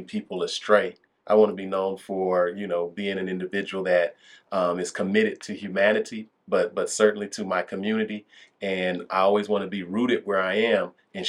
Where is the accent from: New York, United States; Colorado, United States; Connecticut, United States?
Colorado, United States; Denver; when I talk about like Northeast Denver, when I talk about where I was growing up